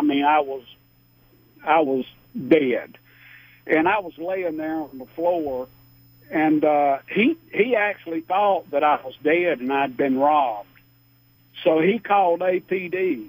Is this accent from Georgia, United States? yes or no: yes; Georgia, United States; But anyway, I'm a Grady baby. I grew up in the Grant Park area.